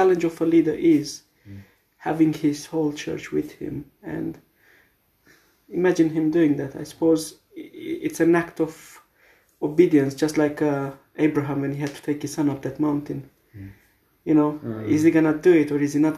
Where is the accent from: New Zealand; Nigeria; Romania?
Romania; moved away; churches back from where I come from Romania